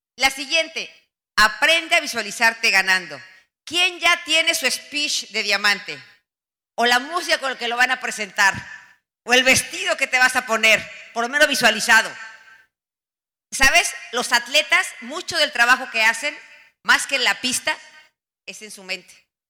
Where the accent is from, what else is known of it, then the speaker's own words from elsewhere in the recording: Mexico; moved away as an adult; also born or lived in United States; En mi país